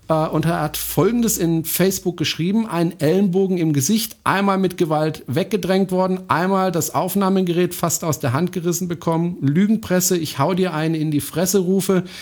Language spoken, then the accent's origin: German; France; German is a second language; Das ist ein deutscher Satz. Ich bin Franzose, ich darf das.